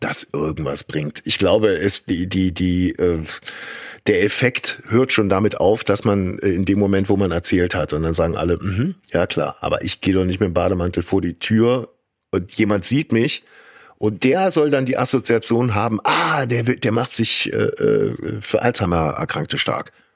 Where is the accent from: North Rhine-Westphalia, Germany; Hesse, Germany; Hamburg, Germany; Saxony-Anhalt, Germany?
North Rhine-Westphalia, Germany; Kleve; bei uns in Kleve